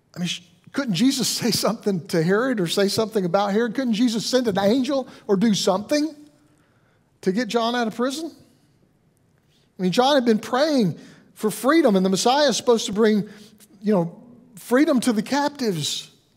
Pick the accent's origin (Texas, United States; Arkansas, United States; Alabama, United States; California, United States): Alabama, United States; I'm from Alabama